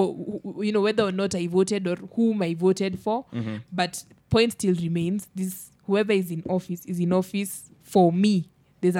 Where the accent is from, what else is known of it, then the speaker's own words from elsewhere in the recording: Kenya; I am to blame as a Kenyan